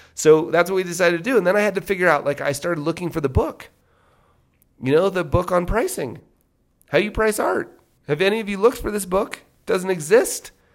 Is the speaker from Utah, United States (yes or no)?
yes; Salt Lake City, Utah, United States; also born or lived in Las Vegas; now in Park City, United States; Now, I grew up in Park City until I was eight. We moved down to Salt Lake when I was eight.